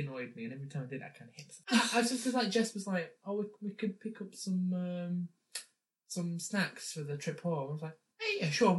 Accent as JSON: {"language": "English", "area": "near Manchester", "region": "North West England", "country": "United Kingdom", "said": "so where are you from? Said, near Manchester. Oh, you've come a long way. Do you live over here now? I'm 17. Does it look like I live in Ireland? If I lived in Ireland, don't you think I would have a slight accent?"}